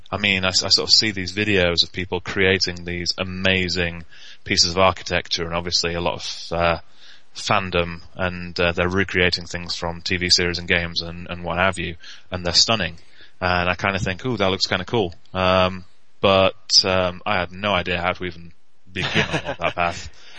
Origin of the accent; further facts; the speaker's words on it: Northern England, United Kingdom; I'm Northern. I'm British and Northern.